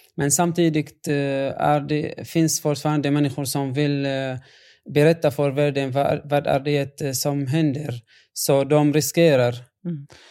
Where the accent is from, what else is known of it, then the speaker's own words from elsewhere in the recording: Yabroud, Rif Dimashq, Syria; Swedish is a second language; moved away as an adult; now in Sweden; när det gäller min hemstad så är det en, en annan story faktiskt. Jabrod är belägen eh, 1400